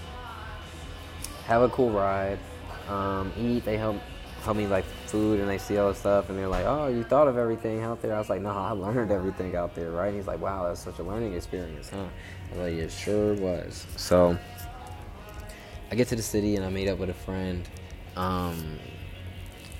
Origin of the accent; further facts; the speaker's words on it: Chicago, Illinois, United States; moved away; also born or lived in Atlanta; I'm born in Chicago